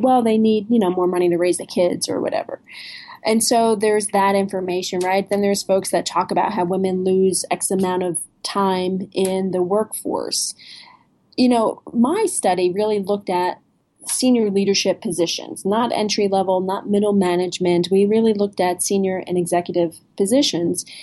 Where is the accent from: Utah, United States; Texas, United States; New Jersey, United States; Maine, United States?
New Jersey, United States; I'm from New Jersey.